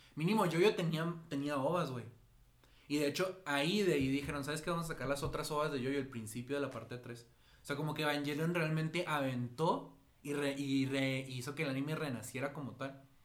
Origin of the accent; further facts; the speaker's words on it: Mexico; aquí en México, o sea, pues en México, porque somos de México